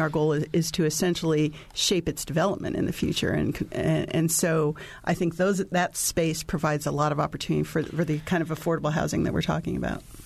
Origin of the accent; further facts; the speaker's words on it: Gary, Indiana, United States; now in Bloomington, United States; I grew up in Gary, Indiana, and I've, I, in many ways, I watched my hometown